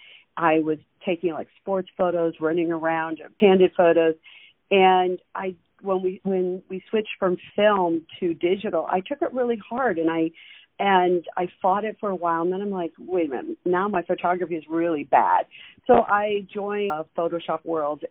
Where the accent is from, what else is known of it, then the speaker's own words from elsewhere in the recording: Western New York, United States; now in South Florida, United States; I grew up in Western New York, the border of Pennsylvania and New York, in a small town